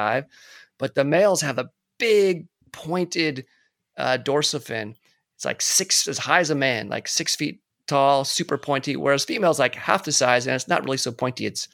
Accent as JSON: {"language": "English", "town": "Rancho Palos Verdes", "region": "California", "country": "United States", "tie": "born or raised there", "said": "I grew up near Marineland of the Pacific, which was up in Palos Verdes near LA."}